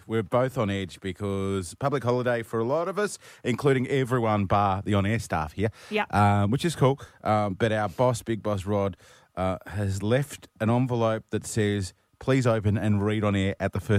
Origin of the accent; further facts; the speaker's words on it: Brisbane, Queensland, Australia; the developer of this particular part of the gap in Brisbane where I grew up, he had two kids, Greg and Sue. I grew up on Greg Sue Court.